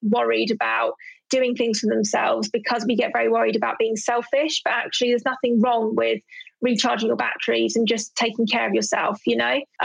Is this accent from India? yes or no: no; London, United Kingdom; I'm from Southeast London